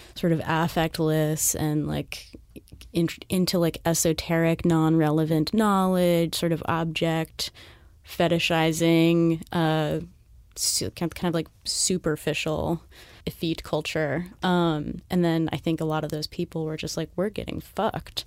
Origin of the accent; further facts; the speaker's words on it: Southern California, United States; moved away as an adult; now in New York, United States; I'm from Southern California.